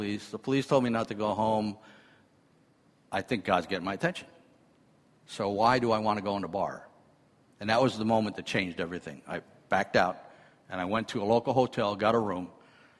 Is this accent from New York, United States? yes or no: yes; New York City, New York, United States; I'm from Brooklyn, New York.